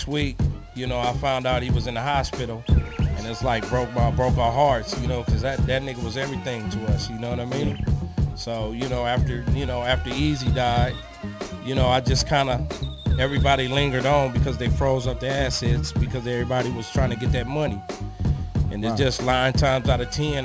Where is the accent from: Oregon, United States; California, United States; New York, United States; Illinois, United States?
California, United States; Pomona; I come from Pomona, California.